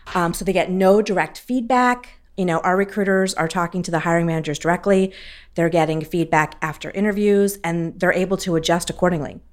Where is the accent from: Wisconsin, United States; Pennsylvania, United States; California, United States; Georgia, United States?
Pennsylvania, United States; Philadelphia; I'm a senior customer success manager with Accelerate, and I'm from Philadelphia, Pennsylvania